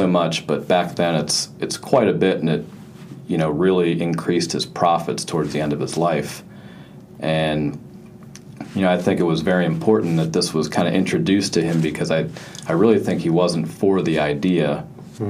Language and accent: English; Western Pennsylvania, United States; moved away; the area that I'm from, which is Western Pennsylvania